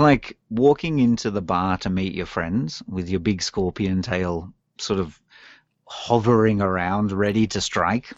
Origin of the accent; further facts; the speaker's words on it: Australia; moved away as an adult; now in Japan; I come from Australia where we drive on the left